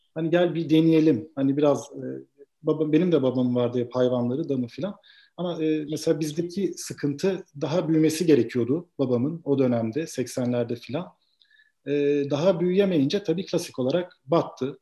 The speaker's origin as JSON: {"language": "Turkish", "town": "Edremit", "region": "Balıkesir", "country": "Turkey", "tie": "born or raised there", "also_born_or_lived": "Vienna, Austria", "said": "ilkokul, ortaokul, lise burada Edremit'te büyüdüm."}